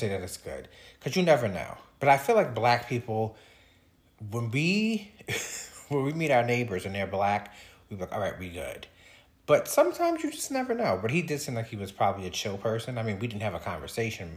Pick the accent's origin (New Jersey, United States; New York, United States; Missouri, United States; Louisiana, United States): New York, United States; Long Island; also born or lived in Harlem, New York City; I'm actually was born in Harlem. So I was born in New York City. My parents then moved us from New York City to Long Island because they just wanted us to have a suburban life, and so we moved to Long Island, and I've pretty much grew up on Long Island